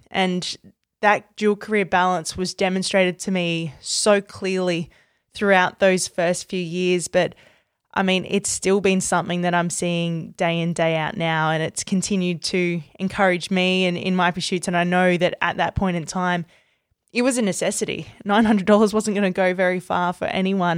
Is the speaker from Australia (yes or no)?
yes; Australia; my own dual career as an Australian cricketer and a sports broadcaster